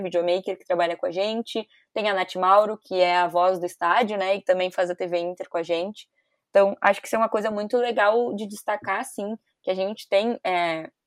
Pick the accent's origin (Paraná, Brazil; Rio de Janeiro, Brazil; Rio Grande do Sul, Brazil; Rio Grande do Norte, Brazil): Rio Grande do Sul, Brazil; Porto Alegre; eu sou de Porto Alegre